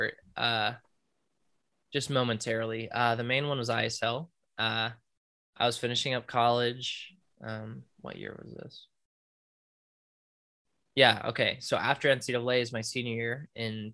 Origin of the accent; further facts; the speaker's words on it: United States; as an American